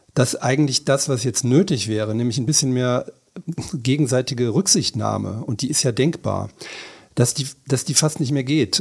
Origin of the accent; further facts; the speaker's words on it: Berlin, Germany; Wir sind ja Berliner.